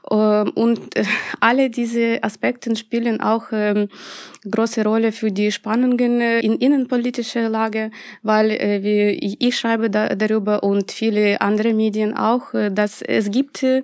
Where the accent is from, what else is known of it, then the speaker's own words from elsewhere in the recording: Ukraine; Ja, ich bin auch